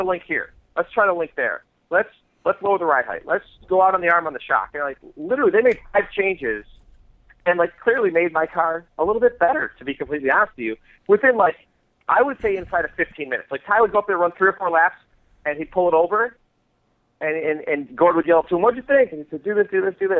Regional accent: Michigan, United States; I grew up in Michigan

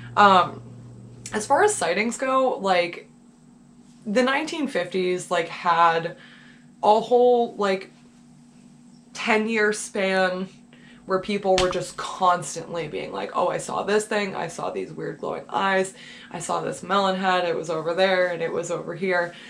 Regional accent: New Hampshire, United States; I'm from New Hampshire, I'm from New England.

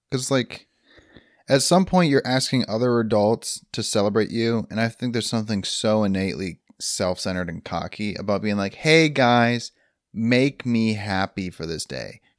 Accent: Michigan, United States; Well, actually, I live in a suburb about 30 minutes away from Detroit, but you've never heard of it. So I say Detroit to make it easie

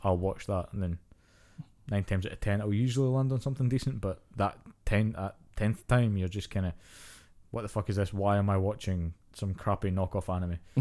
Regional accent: Scotland, United Kingdom; growing up in Scotland and Britain

